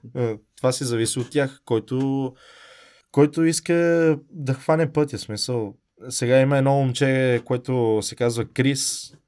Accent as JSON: {"language": "Bulgarian", "country": "Bulgaria", "also_born_or_lived": "Italy", "moved": "yes", "said": "аз съм от България"}